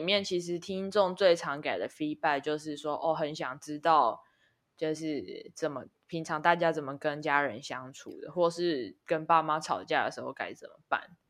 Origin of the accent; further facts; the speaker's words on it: Taichung, Taiwan; moved away as an adult; also born or lived in United Kingdom; 我们的家乡